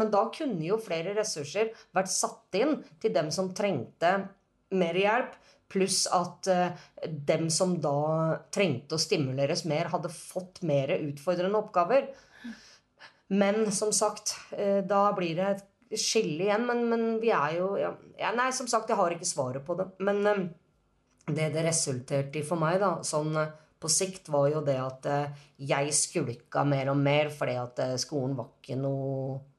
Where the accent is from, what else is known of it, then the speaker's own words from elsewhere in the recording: Norway; jeg er jo norsk